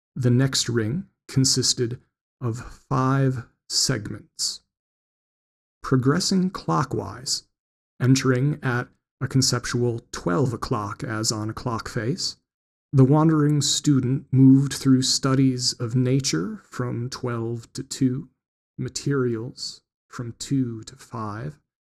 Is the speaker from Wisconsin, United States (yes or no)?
yes; Wisconsin, United States; growing up in Wisconsin